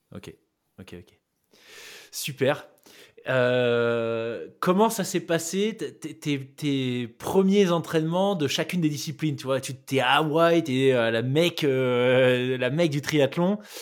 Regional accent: New Caledonia; j'ai grandi en Nouvelle-Calédonie

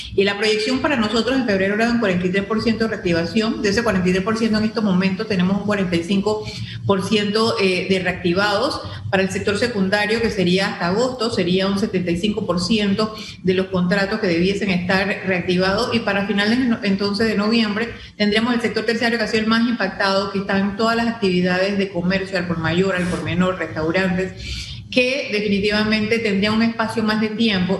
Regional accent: Panama; como panameños

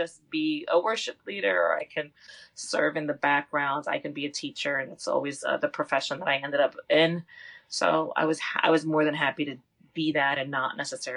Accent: Lakewood, New Jersey, United States; the Lakewood community that we were raised in here in New Jersey was very tight-knit community of faith.

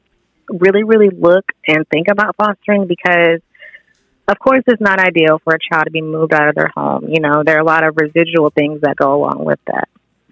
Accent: Warner Robins, Georgia, United States; also born or lived in Florida; now in Valdosta, United States; As far as location, I'm actually a military child. I was born in Florida, but I spent most of my life in Warner Robins, Georgia. I wound up here in Valdosta through, by way of college, I attended Valdosta State University

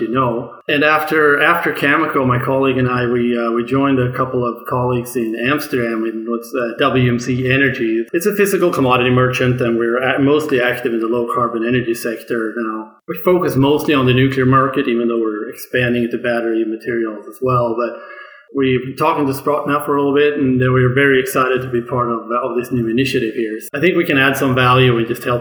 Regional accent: Sweden; moved away; originally, I grew up in Sweden

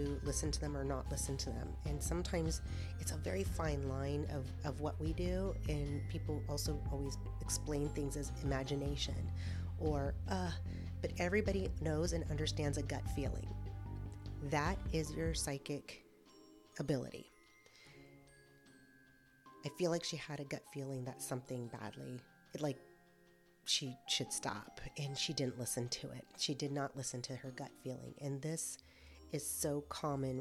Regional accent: California, United States; moved away; I'm originally from California

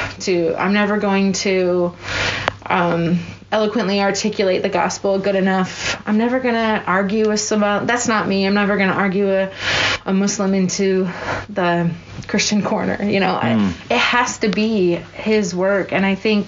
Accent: United States; moved away as an adult; also born or lived in Africa; I had so many things I was doing as an American here in America

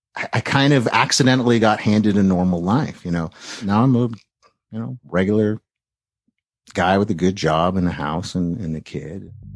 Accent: East Bay, San Francisco Bay Area, California, United States; I grew up in the Bay Area to a, a, a, a nice, uh, middle class Jewish family in the East Bay

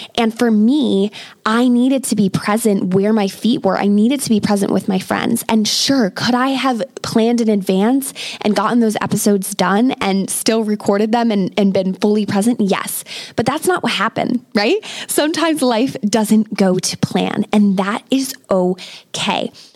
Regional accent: United States; moved away as an adult; now in England, United Kingdom; I am an American expat living in England with my British husband

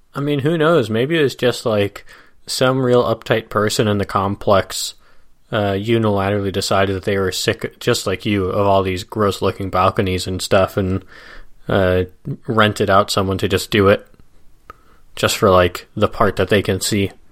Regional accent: Midwest, United States; the classic type of suburb where we grew up in the Midwest

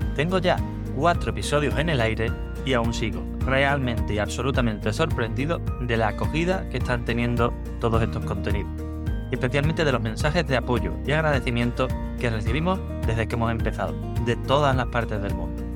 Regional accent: Cádiz, Andalusia, Spain; moved away as an adult; also born or lived in San Fernando; now in Seville, Spain; yo nací en Cádiz

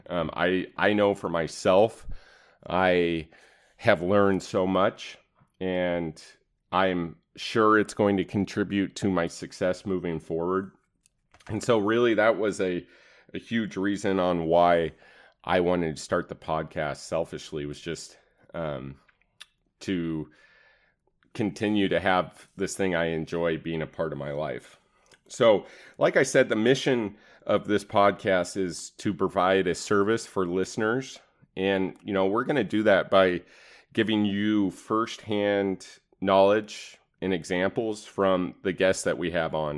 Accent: East Wenatchee, Washington, United States; I grew up in Wenatchee, specifically East Wenatchee, Washington

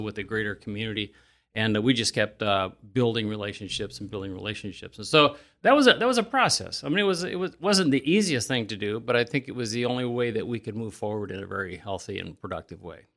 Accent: Elkhart County, Indiana, United States; I grew up in Elkhart County, and when I was eighteen, I swore I was gonna bail outta here

